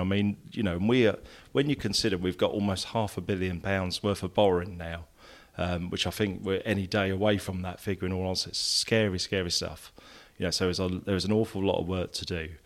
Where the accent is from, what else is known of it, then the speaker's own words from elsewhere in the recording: Peterborough, East of England, United Kingdom; also born or lived in Essex; the whole sort of both sets of families migrated to Peterborough at a similar time.